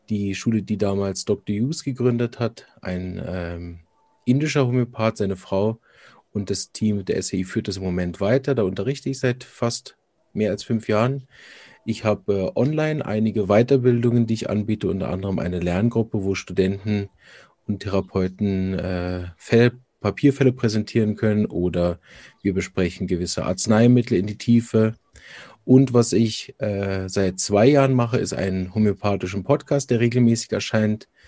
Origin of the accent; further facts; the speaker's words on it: Berlin, Germany; now in Chur, Switzerland; Ich komme ursprünglich aus Berlin, arbeite und wirke aber in Kur in der Schweiz.